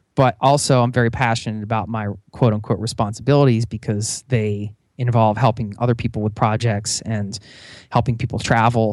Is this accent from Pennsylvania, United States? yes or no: yes; outside of Philadelphia, Pennsylvania, United States; I grew up outside of Philadelphia